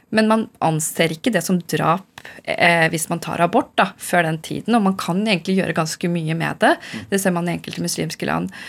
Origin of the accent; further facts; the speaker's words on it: Oslo, Norway; first language Urdu; jeg er født i Norge